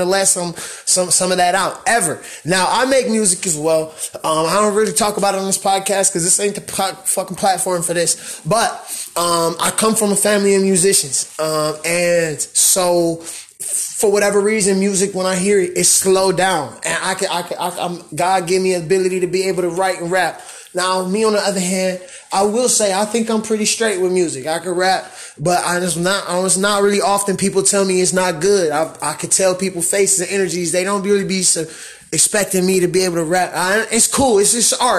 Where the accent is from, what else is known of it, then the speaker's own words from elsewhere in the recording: Pontiac, Michigan, United States; I was born, you know, right up the street from the Silver Dome